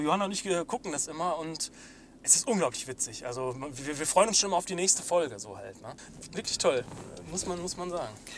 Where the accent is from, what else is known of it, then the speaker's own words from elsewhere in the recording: North Rhine-Westphalia, Germany; wir Ostwestfalen